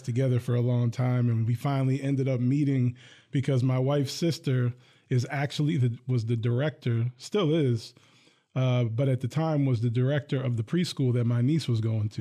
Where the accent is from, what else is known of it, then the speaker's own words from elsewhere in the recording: Hillsdale, New Jersey, United States; now in Lansing, United States; I grew up in a town called Hillsdale.